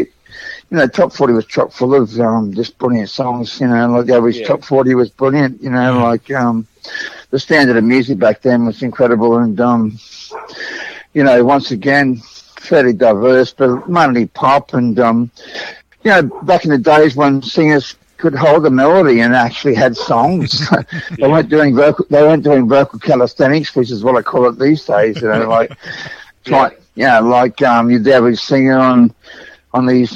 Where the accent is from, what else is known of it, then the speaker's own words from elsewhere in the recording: Sydney, New South Wales, Australia; I grew up even further west than that. I came from St Mary's out that way